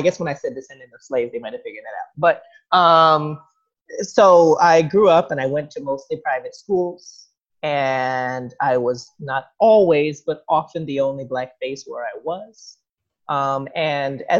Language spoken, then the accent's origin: English; New York, United States; also born or lived in New Jersey / South Korea; I was born in New York, 1986, for those who are curious. And I've lived here pretty much my whole life